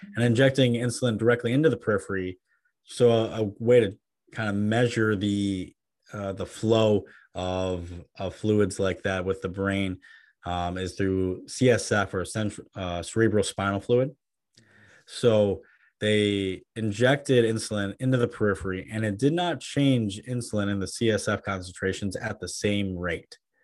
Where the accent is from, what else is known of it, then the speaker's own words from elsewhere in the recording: Midwest, United States; me as a Midwesterner